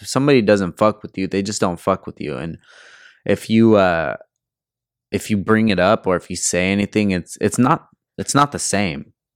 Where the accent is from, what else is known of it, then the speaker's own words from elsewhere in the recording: California, United States; I'm from California